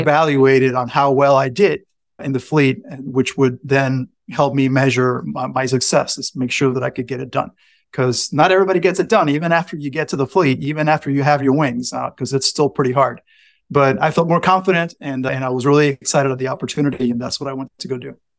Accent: San Juan, Puerto Rico; moved away as an adult; I grew up in San Juan, Puerto Rico.

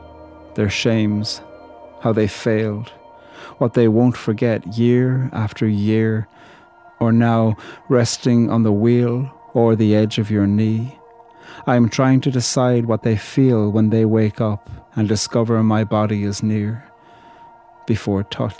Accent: Ireland; a poet from Ireland

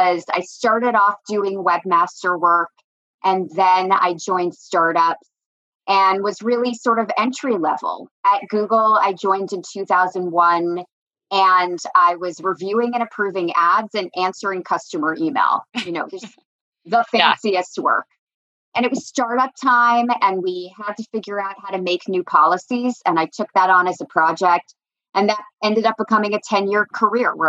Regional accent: New Jersey, United States; also born or lived in Virginia; I grew up in New Jersey.

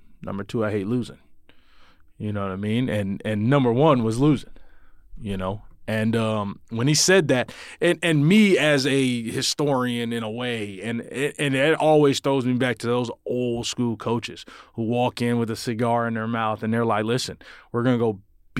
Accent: Long Beach, California, United States; moved away; I'm from Long Beach, California. I graduated in 2014 with a degree in athletic development and communication.

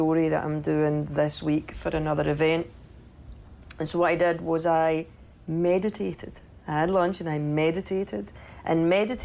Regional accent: Cumbernauld, Scotland, United Kingdom; moved away; I'm from Cumbernauld

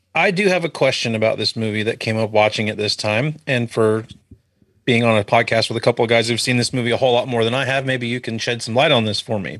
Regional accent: Florida, United States; I was born in Florida

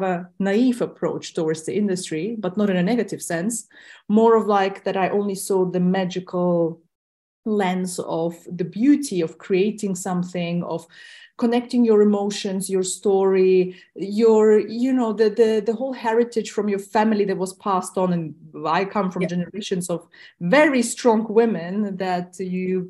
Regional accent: Tajikistan; first language Russian; English is a second language; I myself was born in Tajikistan, which was part of the USSR back then.

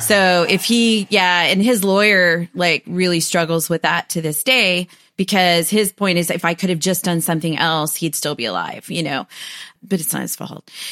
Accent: United States; also born or lived in Huntsville, Texas; I'm American

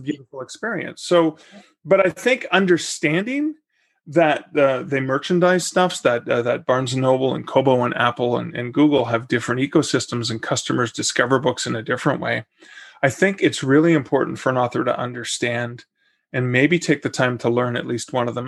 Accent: Canada; I'm also Canadian and I wasn't planning on moving to Oklahoma City.

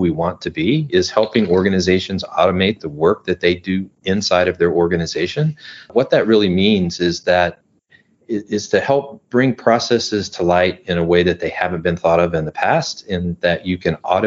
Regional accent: Midwest, United States; now in Southern California, United States; I'm originally from the Midwest. I now live in Southern California.

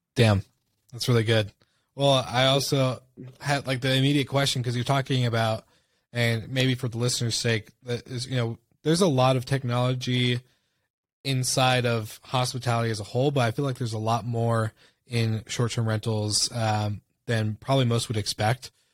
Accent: Washington, United States; moved away; back in my hometown in Washington State

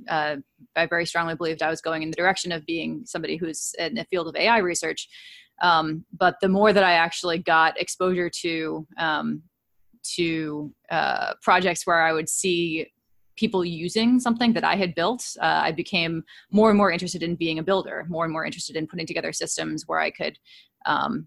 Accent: Princeton, New Jersey, United States; also born or lived in California; now in Cambridge, United States; I grew up in Princeton, New Jersey

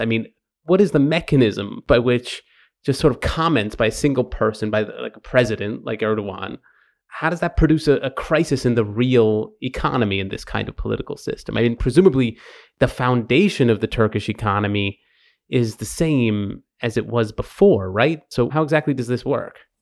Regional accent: Long Island, New York, United States; when I was growing up on Long Island near New York City, uh, in the eighties

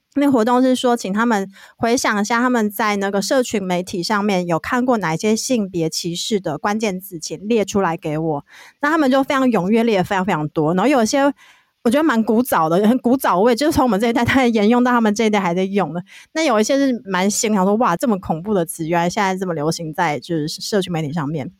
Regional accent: Hualien, Hualien County, Taiwan; 我也是花莲人

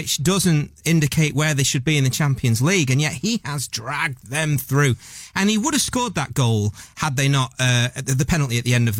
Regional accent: Manchester, North West England, United Kingdom; They won't know I'm from Manchester.

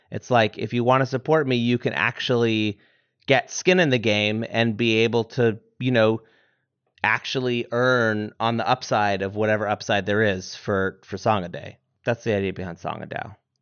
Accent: Vermont, United States; I'm from Vermont

